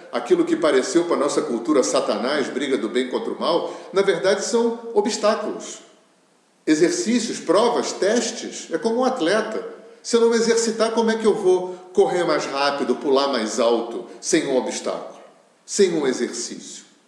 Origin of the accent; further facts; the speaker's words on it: Rio de Janeiro, Brazil; eu sou do Rio de Janeiro